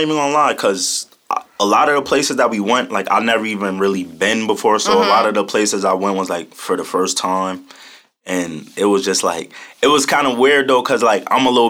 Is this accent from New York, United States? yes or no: yes; Albany, New York, United States; I'm from Albany, New York.